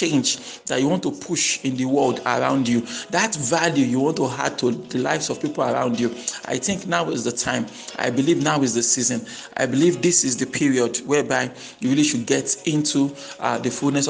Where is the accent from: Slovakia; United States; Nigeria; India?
Nigeria; I grew up in Nigeria